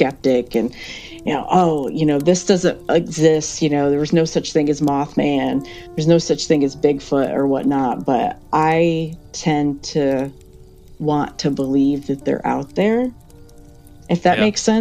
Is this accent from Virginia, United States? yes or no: no; Backwoods, Pennsylvania, United States; moved away as an adult; I was born and raised here in Backwoods, Pennsylvania